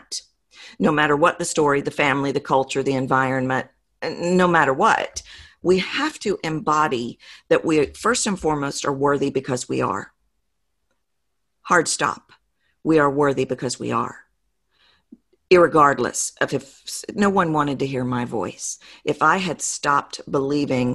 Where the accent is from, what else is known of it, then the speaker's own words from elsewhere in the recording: the South, United States; accent: Southern; I'm from the South, as your audience has probably figured out from my accent.